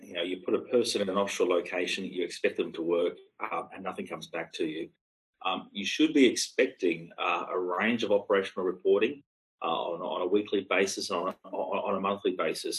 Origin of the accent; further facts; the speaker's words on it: Australia; as an Australian